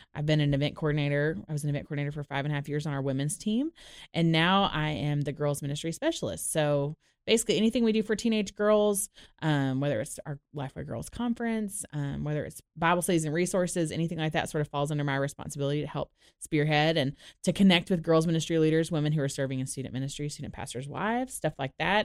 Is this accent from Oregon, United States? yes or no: no; Orlando, Florida, United States; moved away as an adult; also born or lived in Dallas, Texas; now in Nashville, United States; I grew up in Orlando.